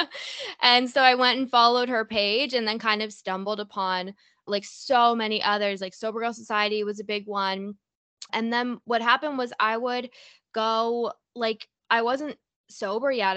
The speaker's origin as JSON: {"language": "English", "town": "Toronto", "region": "Ontario", "country": "Canada", "said": "I'm from Toronto"}